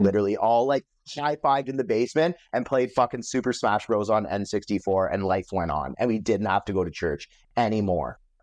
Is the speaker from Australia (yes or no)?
no; Metcalfe, Ontario, Canada; I grew up in Metcalf, which is a small town.